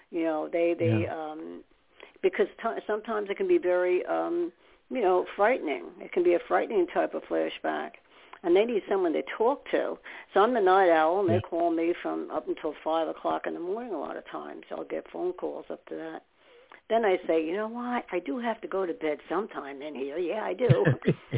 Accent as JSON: {"language": "English", "region": "New York", "country": "United States", "moved": "yes", "lives_now": "New Jersey, United States", "said": "living in New York, I'm from New York"}